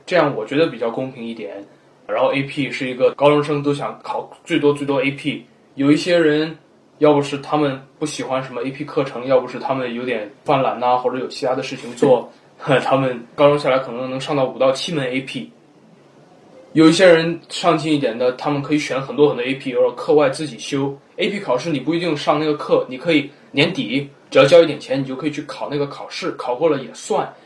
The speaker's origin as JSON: {"language": "Chinese", "country": "China", "moved": "yes", "lives_now": "United States", "said": "我们中国人"}